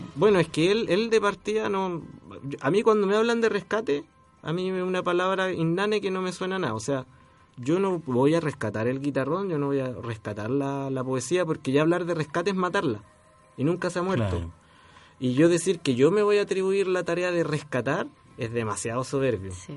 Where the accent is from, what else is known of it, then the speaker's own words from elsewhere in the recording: Chile; yo tengo un instrumento que es único en mi país